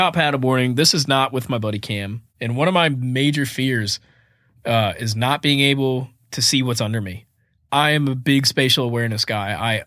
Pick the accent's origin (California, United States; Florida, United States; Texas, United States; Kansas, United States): Florida, United States; Fort Myers; moved away as an adult; also born or lived in Boston, Massachusetts; now in Nashville, United States; I was born and raised in Fort Myers, Florida